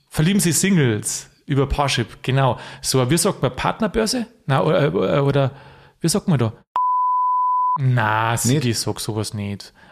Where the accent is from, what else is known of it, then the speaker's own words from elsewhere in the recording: Vilsbiburg, Bavaria, Germany; ich komme ja aus Friesbüburg, da ist man zugegangen, also Halligalli, das ist ja Wahnsinn, wie es da abgeht.